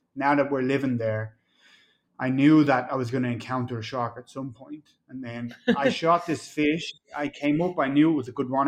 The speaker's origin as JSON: {"language": "English", "country": "Ireland", "also_born_or_lived": "Mexico", "moved": "yes", "lives_now": "Florida, United States", "said": "I'm from Ireland"}